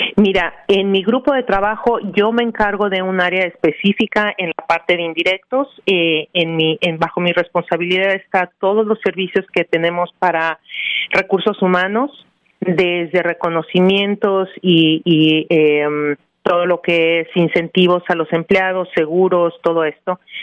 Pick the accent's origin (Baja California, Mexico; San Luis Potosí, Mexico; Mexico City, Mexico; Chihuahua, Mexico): Mexico City, Mexico; born or raised there; moved away as an adult; now in New Jersey, United States